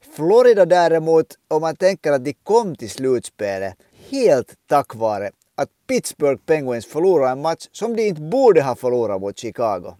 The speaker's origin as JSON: {"language": "Swedish", "country": "Finland", "said": "som en finländsk ishockeyvän"}